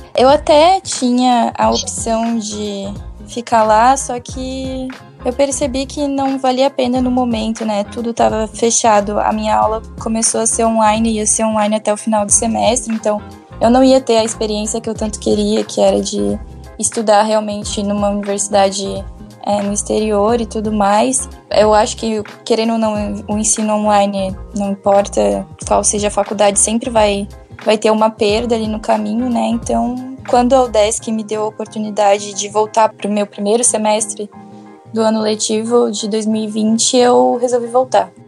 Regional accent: Joinville, Santa Catarina, Brazil; also born or lived in Laguna; eu, na verdade, sou de Joinville e faço faculdade em Laguna

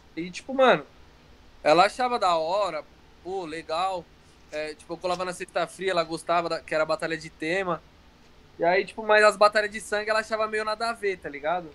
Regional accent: ABC, São Paulo, Brazil; minha cidade, da, do ABC

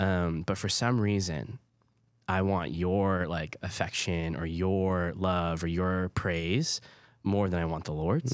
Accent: Hawaii, United States; first language Hawaiian Pidgin; English is a second language; moved away; also born or lived in Oklahoma; growing up in Hawaii

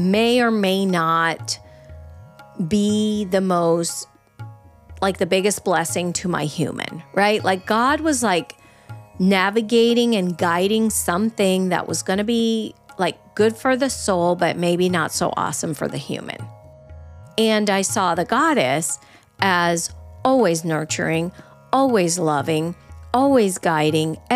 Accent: Venezuela; I grew up in Venezuela

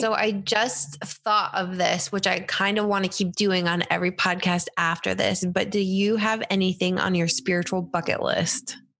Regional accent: upstate New York, United States; I grew up in the tri, well, yeah, tri-ish state area, upstate New York

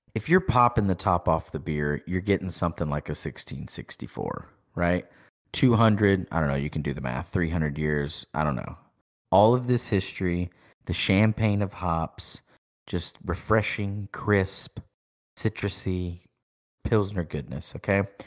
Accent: East Texas, United States; We're from East Texas

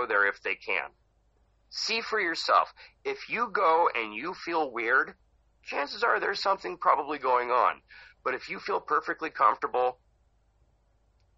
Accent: Hollister, California, United States; moved away as an adult; now in Oregon, United States; I grew up in Hollister, right next to San Jose

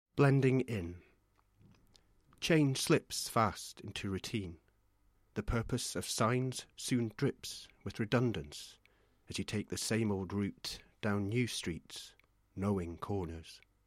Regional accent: Scotland, United Kingdom; moved away; I'm from Scotland originally, um, in a tiny little village

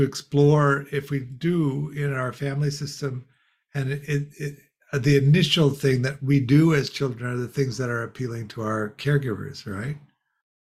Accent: Chicago, Illinois, United States; We grew up in Chicago

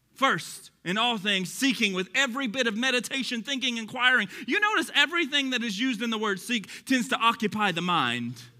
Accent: Texas, United States; accent: Texas; my Texas accent

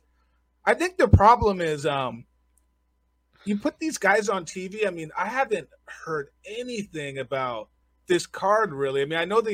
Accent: Southern California, United States; moved away as an adult; now in Las Vegas, United States; I come from Southern California

